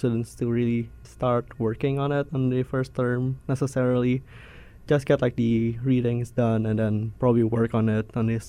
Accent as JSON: {"language": "English", "region": "Jakarta", "country": "Indonesia", "said": "Yes, I am from Jakarta."}